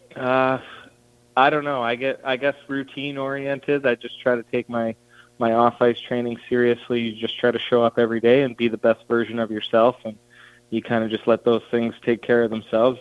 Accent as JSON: {"language": "English", "town": "Banff", "region": "Alberta", "country": "Canada", "tie": "born or raised there", "said": "we grew up uh, in Banff, which is just outside Calgary."}